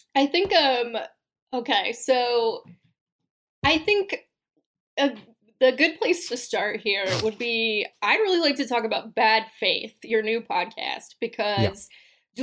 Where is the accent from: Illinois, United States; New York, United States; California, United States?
California, United States; I am a Californian.